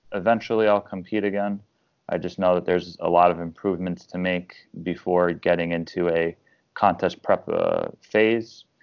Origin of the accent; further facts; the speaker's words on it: Long Island, New York, United States; now in Tampa, United States; I'm originally from Long Island, New York.